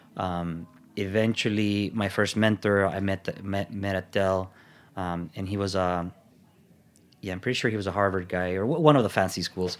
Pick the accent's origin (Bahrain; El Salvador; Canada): El Salvador; also born or lived in Miami, United States; now in United States; went back to El Salvador, and I was there